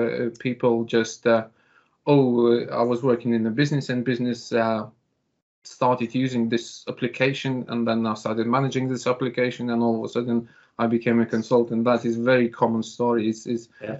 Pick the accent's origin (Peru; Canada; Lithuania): Lithuania; moved away; I'm actually originally from Lithuania